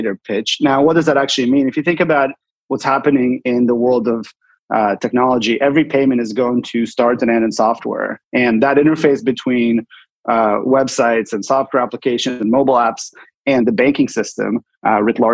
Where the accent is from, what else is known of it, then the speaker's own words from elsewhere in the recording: Seattle, Washington, United States; moved away as an adult; also born or lived in Bay Area / Sonoma; I grew up in Seattle, went to college in the Bay Area